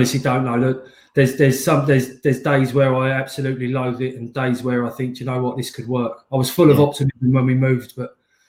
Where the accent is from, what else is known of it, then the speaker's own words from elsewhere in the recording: Slough, South East England, United Kingdom; I'm not an Essex boy, though. I'm the other side of the M25. I'm from Slough. I live in Windsor